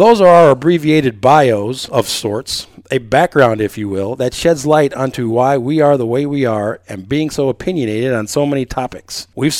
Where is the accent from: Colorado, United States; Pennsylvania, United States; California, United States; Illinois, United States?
Illinois, United States; Waukegan; moved away as an adult; also born or lived in East Coast; As I said … I graduated from then Waukegan East High School, the original home of the Bulldogs.